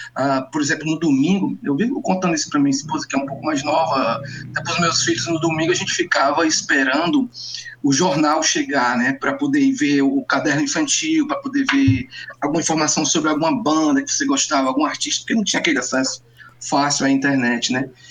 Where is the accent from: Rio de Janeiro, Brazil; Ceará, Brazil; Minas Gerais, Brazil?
Ceará, Brazil; eu, mesmo cearense